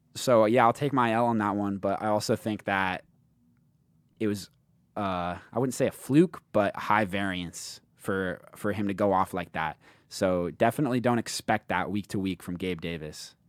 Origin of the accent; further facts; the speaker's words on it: United Kingdom; moved away; in my home country, in, in the Great Britain